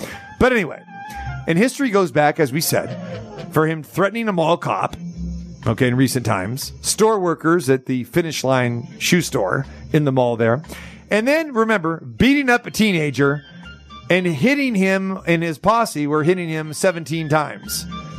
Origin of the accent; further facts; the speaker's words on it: Sacramento, California, United States; now in Las Vegas, United States; If you were in Sacramento, my hometown